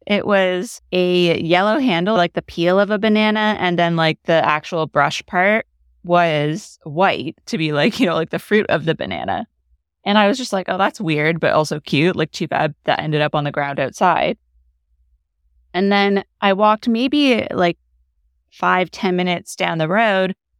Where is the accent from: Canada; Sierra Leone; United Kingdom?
Canada; moved away; I'm Canadian.